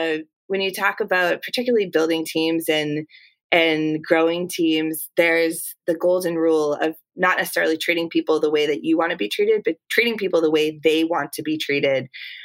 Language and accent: English; Massachusetts, United States; accent: Boston; I grew up right outside of the Boston area. And so my natural Boston accent is one that I think, because I've been outside of Boston for a little while, it's toned down a bit.